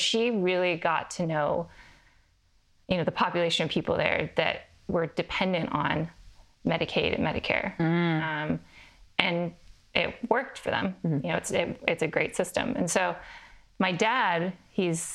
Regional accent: Eastern Washington, United States; also born or lived in Santa Cruz, California; I grew up in Washington

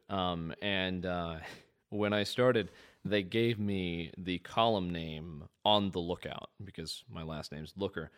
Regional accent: Midwest, United States; I grew up in the Midwest

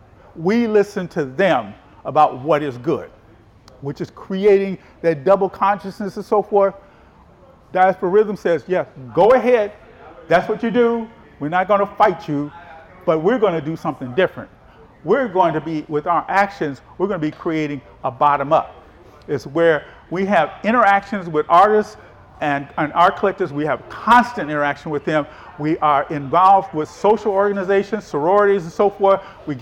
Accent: Chicago, Illinois, United States; I said I was from Chicago.

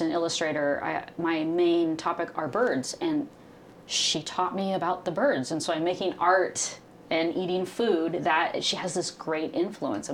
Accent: Tacoma, Washington, United States; growing up in Tacoma

